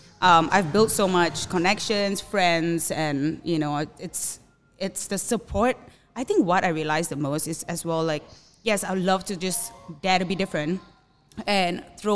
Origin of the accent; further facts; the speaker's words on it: Singapore; moved away as an adult; also born or lived in Bali, Indonesia; now in Oceanside, United States; I am from Singapore and I moved here 4 years ago, lived in Bali for a bit